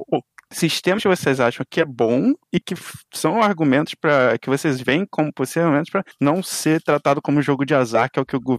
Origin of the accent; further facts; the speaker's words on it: Rio de Janeiro, Brazil; Eu sou do Rio de Janeiro